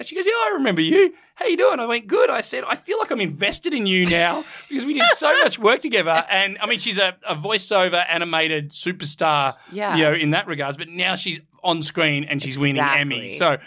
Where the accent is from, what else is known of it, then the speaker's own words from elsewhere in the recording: Australia; I'm Australian. People struggle to understand me